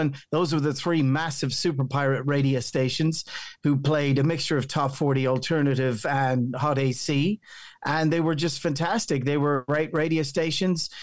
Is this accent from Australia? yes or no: no; County Meath, Ireland; accent: local County Meath Irish; My my accent still sounds very local County Meath Irish